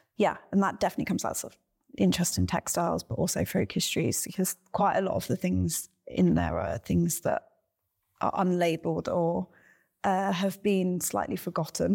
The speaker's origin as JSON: {"language": "English", "area": "Cornwall", "region": "South West England", "country": "United Kingdom", "tie": "born or raised there", "also_born_or_lived": "Ireland", "said": "I grew up in Ireland and then Cornwall, and generally was in the countryside as a child"}